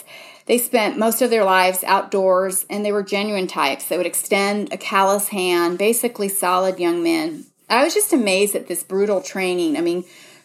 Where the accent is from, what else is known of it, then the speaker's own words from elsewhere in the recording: Seattle, Washington, United States; I come from Seattle